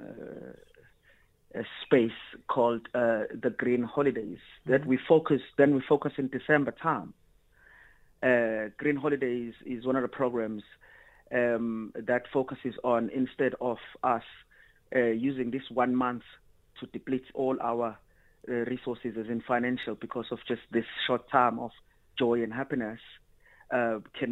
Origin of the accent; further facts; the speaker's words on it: South Africa; also born or lived in Sweden; the society that I grew up under in South Africa